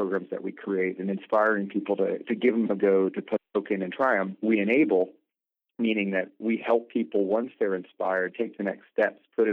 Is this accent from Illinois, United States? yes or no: no; Colorado, United States; moved away as an adult; I grew up in Colorado